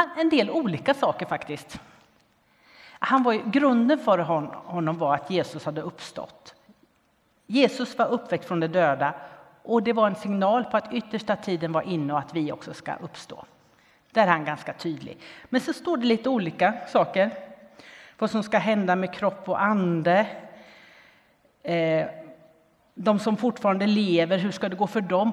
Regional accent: Linköping, Östergötland, Sweden; där jag växte upp, i Linköping.

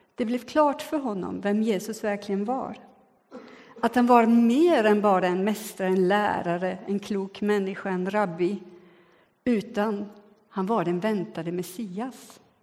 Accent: Switzerland; now in Sweden; jag är både född och uppvuxen i Schweiz

